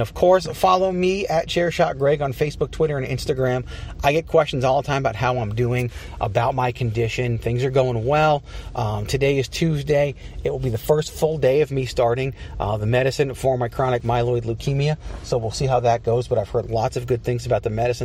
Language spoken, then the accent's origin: English; Richmond, Virginia, United States; now in Phoenix, United States; I'm from Richmond, Virginia.